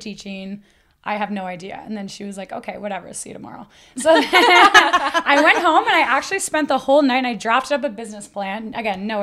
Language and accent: English; Ottawa, Ontario, Canada; So I grew up in Ottawa. I grew up in Hunt Club